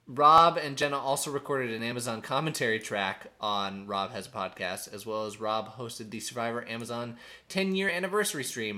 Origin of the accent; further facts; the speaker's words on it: Eau Claire, Wisconsin, United States; Growing up in Eau Claire, which also has a large Hmong population, you learn a lot of this stuff